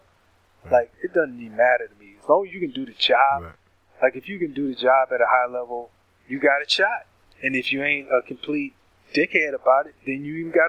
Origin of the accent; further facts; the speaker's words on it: St. Louis, Missouri, United States; moved away as an adult; also born or lived in New Jersey; I grew up in St. Louis